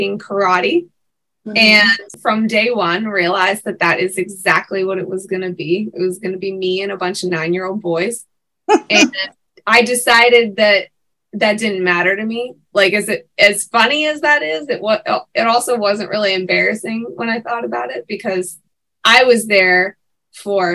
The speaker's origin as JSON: {"language": "English", "town": "Pittsburgh", "region": "Pennsylvania", "country": "United States", "tie": "born or raised there", "said": "the Tall Family Theater in Pittsburgh, which is my hometown"}